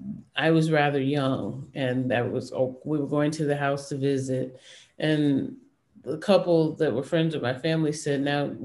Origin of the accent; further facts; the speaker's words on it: Detroit, Michigan, United States; I grew up in Detroit, but my family was all from Florida.